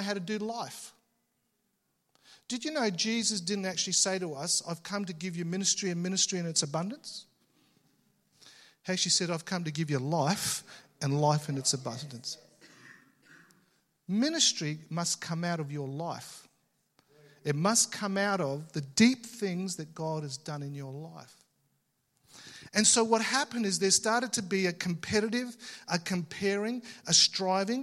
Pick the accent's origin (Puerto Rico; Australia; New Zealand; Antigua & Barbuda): Australia; I was born in Australia, but you know, I had Italian parents